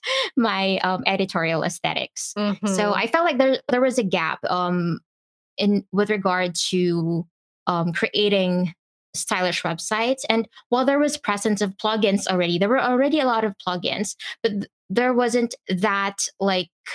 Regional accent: Philippines; I am from the Philippines.

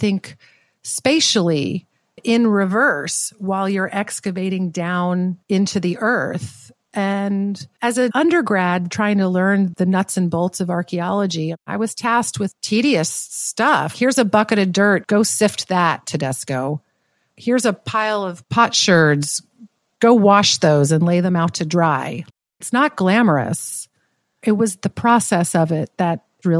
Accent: the South, United States; I grew up in the South.

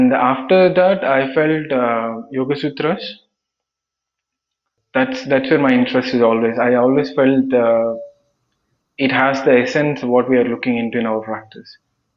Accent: Andhra Pradesh, India; moved away as an adult; now in Bangalore, India; I'm from Andhra Pradesh.

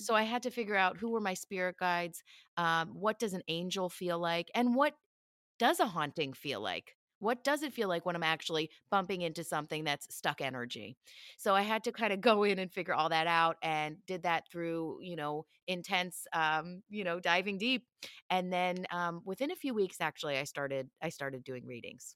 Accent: Philadelphia, Pennsylvania, United States; moved away as an adult; I grew up in Philly

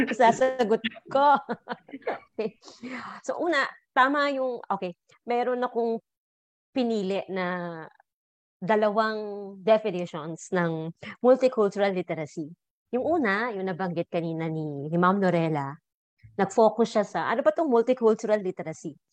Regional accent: Laguna, Calabarzon, Philippines; Laguna, pag namamalengke kami doon ng nanay ko, when I was younger

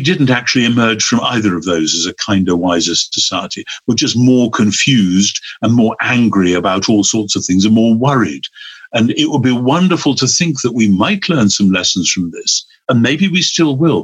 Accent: England, United Kingdom; now in Oxford, United Kingdom; I'm English

